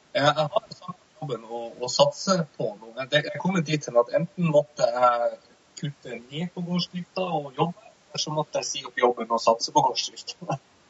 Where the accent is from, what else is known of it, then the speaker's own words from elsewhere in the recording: Tromsø, Troms, Norway; also born or lived in Oslo; både samboeren og jeg kommer fra, fra Tromsø